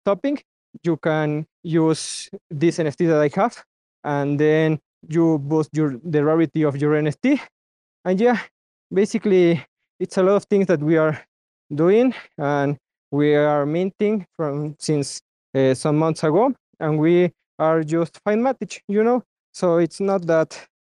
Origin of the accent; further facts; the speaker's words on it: Mexico; I'm myself from Mexico